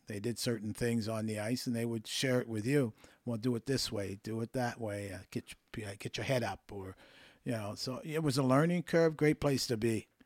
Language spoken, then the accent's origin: English; Windsor, Nova Scotia, Canada; moved away; also born or lived in Toronto; I grew up there playing hockey with my friends and acquaintances